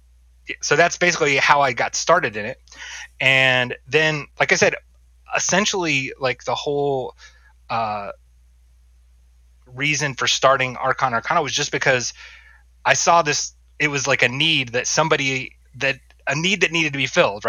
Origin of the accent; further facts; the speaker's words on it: North Carolina, United States; moved away; I grew up in North Carolina